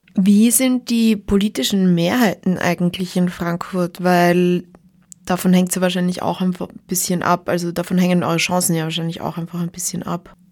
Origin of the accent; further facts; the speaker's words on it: Graz, Styria, Austria; bei uns in Graz